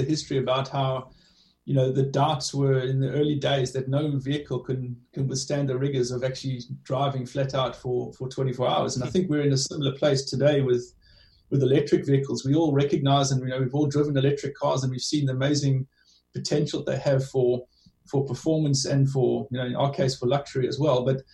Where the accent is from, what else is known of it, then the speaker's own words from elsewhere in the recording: South Africa; accent: South African; moved away; you can tell from my accent, I lived in South Africa for a long time